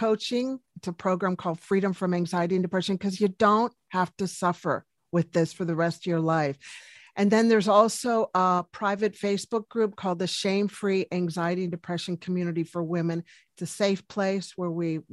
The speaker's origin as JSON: {"language": "English", "town": "Washington", "region": "District of Columbia", "country": "United States", "moved": "yes", "lives_now": "New Zealand", "said": "Originally from Washington, D.C., but I'm living now in New Zealand."}